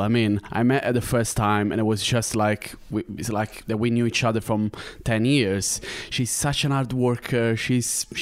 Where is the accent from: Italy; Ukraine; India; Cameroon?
Italy; now in Ireland; I'm from Italy